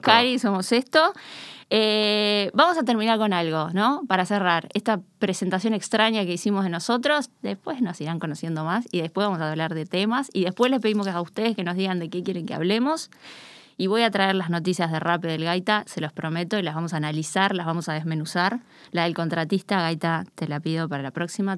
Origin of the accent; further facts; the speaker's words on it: Río de la Plata, Uruguay; accent: Rioplatense yeísmo; now in Spain; nuestro yeísmo resiliente del Río de la Plata